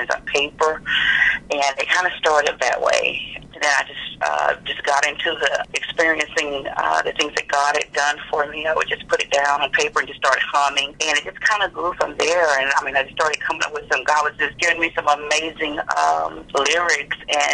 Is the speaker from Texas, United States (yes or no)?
yes; Palestine, Texas, United States; I was born and raised in Palestine, Texas.